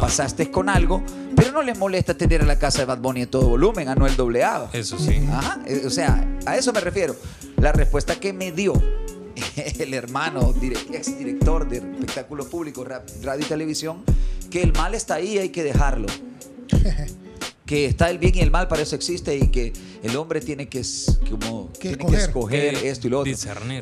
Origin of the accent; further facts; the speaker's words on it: El Salvador; soy salvadoreño